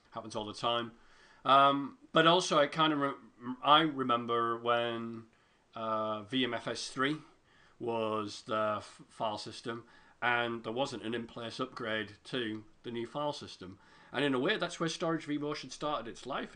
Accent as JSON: {"language": "English", "country": "United Kingdom", "said": "I'm British"}